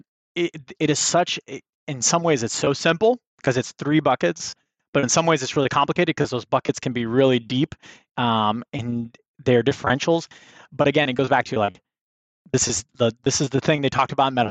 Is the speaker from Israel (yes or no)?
no; Miami, Florida, United States; moved away as an adult; now in Alabama, United States; I'm from Miami